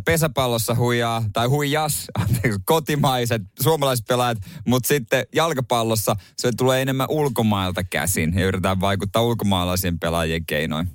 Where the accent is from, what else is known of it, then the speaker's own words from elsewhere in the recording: Seinäjoki, South Ostrobothnia, Finland; itse on Seinäjältä